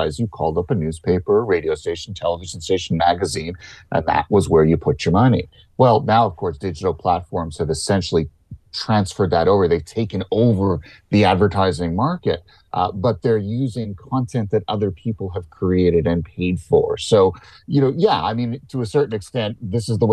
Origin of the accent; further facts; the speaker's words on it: Canada; as a Canadian